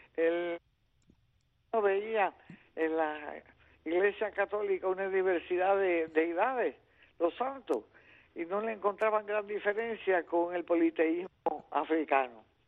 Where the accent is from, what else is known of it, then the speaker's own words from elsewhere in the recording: Cuba; yo soy cubana